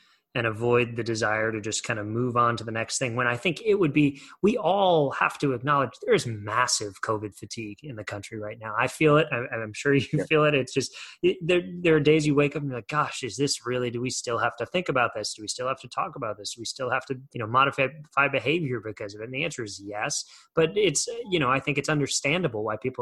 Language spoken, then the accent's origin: English; United States; as an American